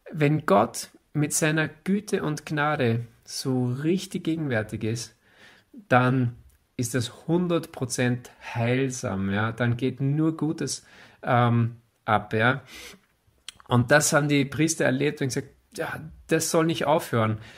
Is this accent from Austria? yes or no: yes; Austria; Wir sind ja Österreicher, wir sind ja nicht, wir sind ja nicht Israeliten.